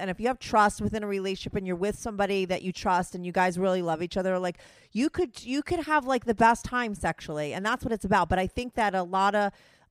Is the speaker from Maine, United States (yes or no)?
no; New Jersey, United States; moved away as an adult; now in New York City, United States; I grew up in New Jersey